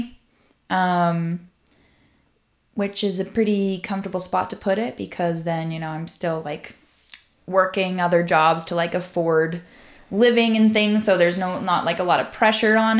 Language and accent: English; Central Alberta, Canada; moved away; I'm from Central Alberta.